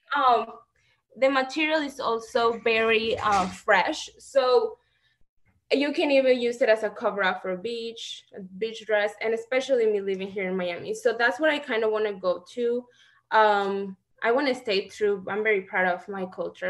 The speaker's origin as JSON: {"language": "English", "town": "Celaya", "region": "Guanajuato", "country": "Mexico", "moved": "as an adult", "lives_now": "United States", "said": "I am from Guanajuato, Mexico"}